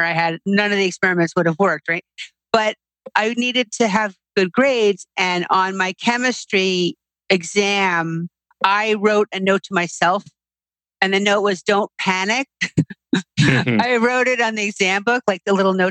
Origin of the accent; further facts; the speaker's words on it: New York City, New York, United States; I grew up here in New York City, and I'm still living here in New York City